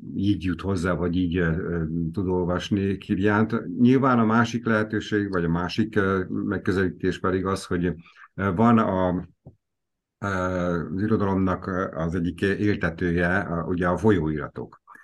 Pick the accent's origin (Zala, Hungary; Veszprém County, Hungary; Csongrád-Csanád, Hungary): Veszprém County, Hungary; Veszprém